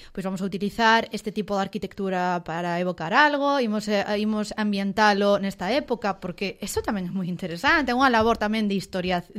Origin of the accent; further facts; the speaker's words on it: Ourense, Galicia, Spain; como ourensana que son